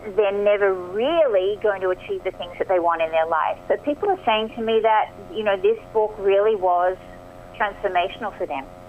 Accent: Australia; accent: Aussie; moved away as an adult; also born or lived in Marina del Rey, Los Angeles, United States; now in Los Angeles, United States; I am, as you can probably hear from my accent, Aussie born and bred

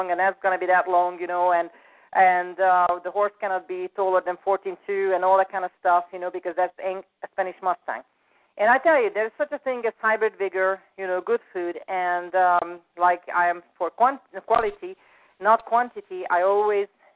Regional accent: Hungary; moved away; I'm from Hungary originally

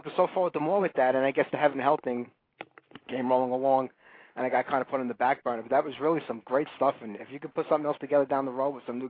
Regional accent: New York City, New York, United States; I'm an Italian from Brooklyn.

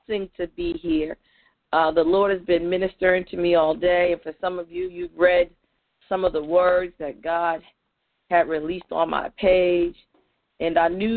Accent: New Jersey, United States; I'm from New Jersey

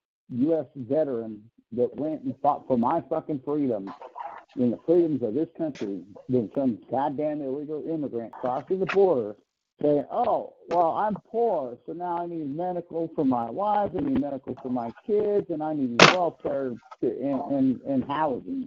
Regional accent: United States; I, as an American

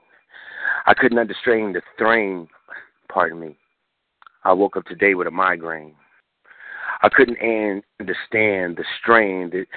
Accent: Philadelphia, Pennsylvania, United States; also born or lived in Chicago; now in Kansas, United States; I'm originally from Philadelphia

